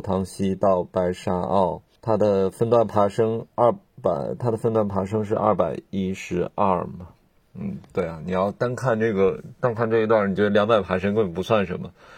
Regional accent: northern China, China; now in Hong Kong; 我是一个北方人

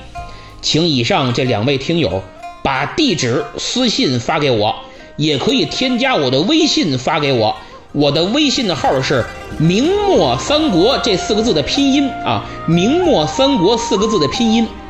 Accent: China; 我们中国人

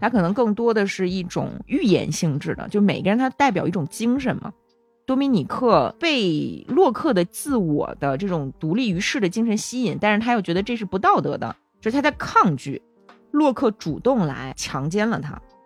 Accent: China; moved away; 咱中国小孩儿

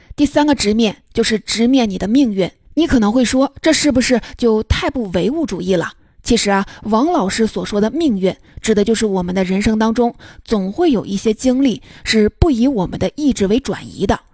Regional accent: China; 我们中国人也接受了以理性为核心的这一套哲学

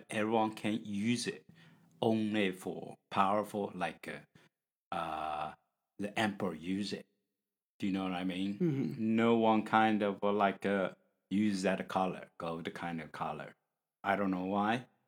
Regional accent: China; English is a second language; from China

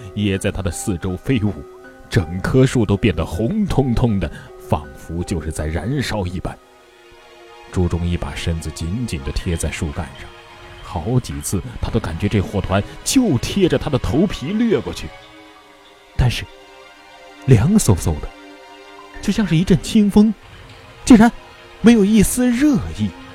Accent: Hubei, China; 我的家乡湖北啊，可以说是一个有山有水的好地方

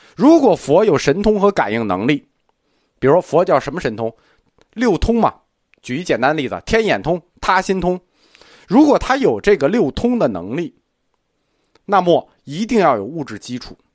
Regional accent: China; 我们中国人觉得

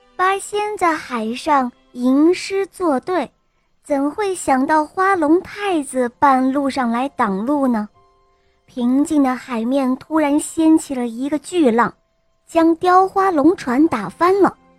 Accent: Wuhu, Anhui, China; ，今年我五岁了，我来自安徽省芜湖市。

